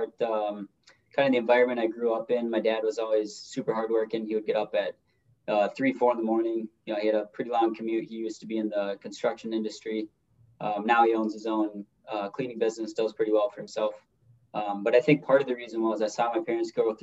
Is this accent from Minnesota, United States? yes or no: yes; Minneapolis, Minnesota, United States; I'm from the Minneapolis, Minnesota, the metro Minnesota area